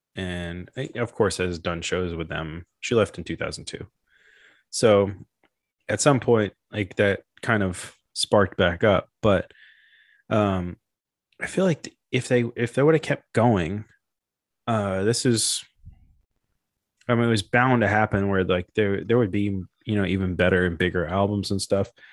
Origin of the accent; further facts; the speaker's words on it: Memphis, Tennessee, United States; growing up in Memphis and then getting into Memphis hip hop